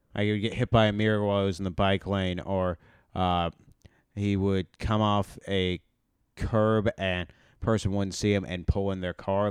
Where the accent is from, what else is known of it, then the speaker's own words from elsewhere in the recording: Texas, United States; moved away as an adult; I grew up in Texas